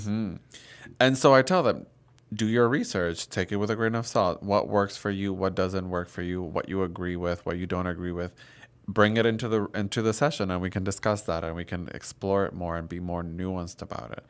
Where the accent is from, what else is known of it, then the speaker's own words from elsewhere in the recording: Dominican Republic; I grew up in Dominican Republic, Catholic country